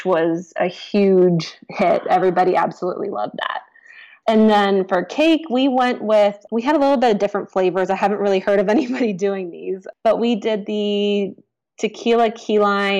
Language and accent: English; Florida, United States; I grew up in Florida